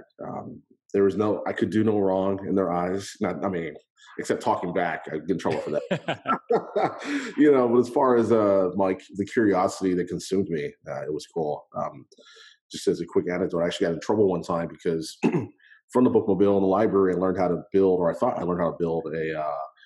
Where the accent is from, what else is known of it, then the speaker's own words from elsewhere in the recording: El Paso, Texas, United States; I grew up in El Paso, Texas